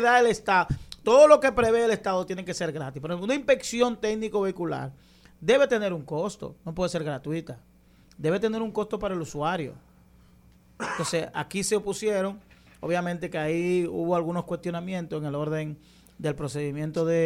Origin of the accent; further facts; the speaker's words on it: Dominican Republic; yo como dominicano